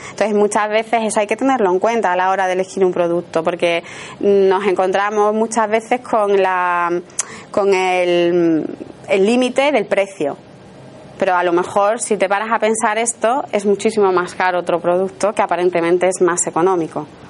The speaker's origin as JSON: {"language": "Spanish", "town": "Seville", "region": "Andalusia", "country": "Spain", "accent": "Sevillian", "said": "yo soy sevillana y entonces a lo mejor hay alguna palabra que pronuncio que me puede corregir ella porque, bueno, es una característica de, nuestra, de nuestro acento"}